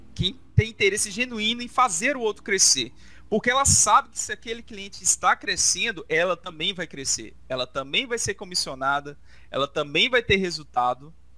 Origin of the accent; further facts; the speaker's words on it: Brazil; Nós somos brasileiros, né? a gente é brasileiro